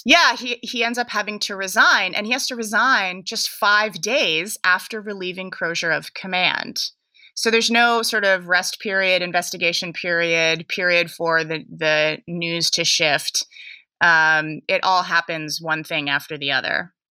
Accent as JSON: {"language": "English", "area": "San Francisco Bay Area", "region": "California", "country": "United States", "said": "I am also from the San Francisco Bay Area."}